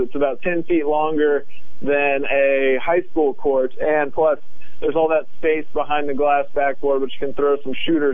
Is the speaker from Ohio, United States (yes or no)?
no; Lexington, Kentucky, United States; I grew up in Lexington, which is the second biggest city in the state